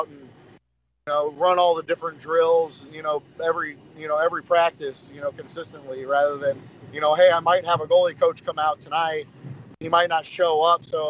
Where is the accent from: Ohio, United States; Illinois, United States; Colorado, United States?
Illinois, United States; Springfield; Growing up in Springfield youth hockey